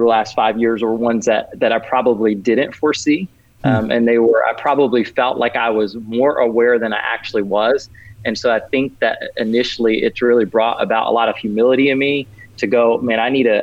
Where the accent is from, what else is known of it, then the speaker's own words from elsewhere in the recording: Orlando, Florida, United States; growing up in Orlando.